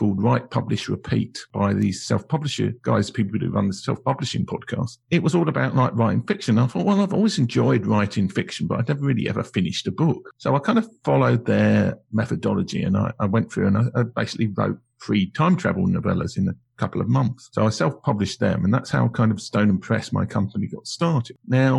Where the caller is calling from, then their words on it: London, United Kingdom; Well, I'm Zooming from London in the United Kingdom, which I think is also the same country that you're in.